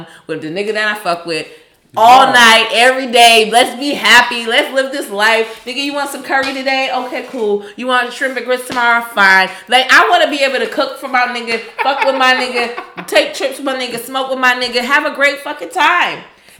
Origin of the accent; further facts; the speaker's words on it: New York, United States; I'm from New York